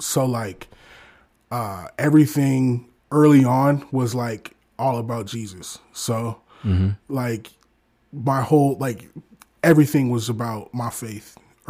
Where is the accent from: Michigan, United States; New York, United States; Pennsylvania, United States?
Michigan, United States; Detroit; now in Omaha, United States; I'm originally from Detroit, Michigan. I live in Omaha, Nebraska now.